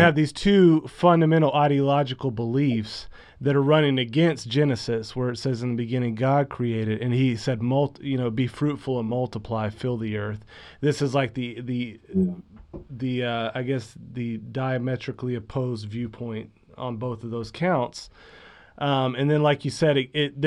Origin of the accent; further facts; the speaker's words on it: United States; as an American